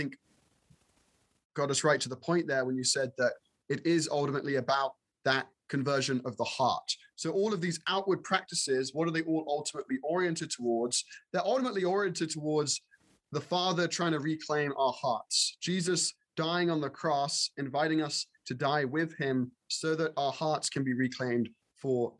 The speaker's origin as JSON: {"language": "English", "region": "England", "country": "United Kingdom", "tie": "born or raised there", "moved": "yes", "lives_now": "United States", "said": "being raised in England"}